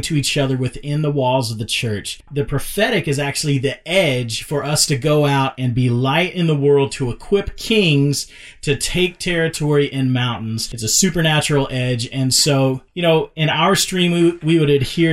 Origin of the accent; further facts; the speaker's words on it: Dallas, Texas, United States; I grew up in South Oak Cliff in inner city Dallas